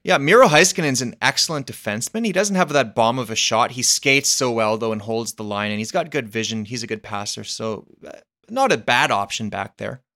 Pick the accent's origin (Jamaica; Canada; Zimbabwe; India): Canada; as a Canadian